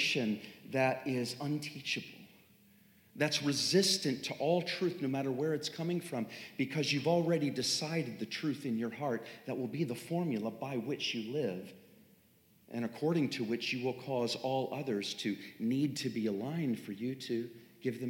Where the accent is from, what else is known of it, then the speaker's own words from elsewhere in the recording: Three Mile Island area, Pennsylvania, United States; now in Franklin, United States; That's my hometown, literally